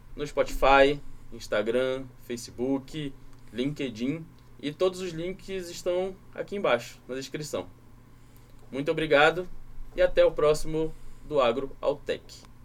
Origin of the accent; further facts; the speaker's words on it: Pará, Brazil; moved away; Eu que sou do Pará, sinto isso demais, que lá na minha região chove o ano inteiro